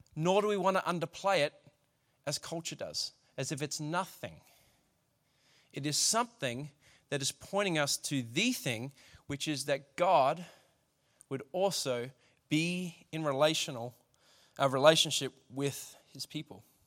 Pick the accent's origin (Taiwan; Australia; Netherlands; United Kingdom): Australia; As an Australian culture, we don't like being told what to do.